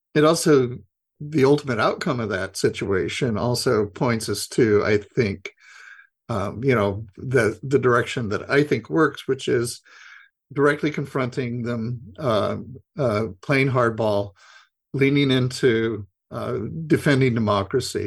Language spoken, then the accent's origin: English; Idaho, United States; I grew up Republican, and I was I'm from Idaho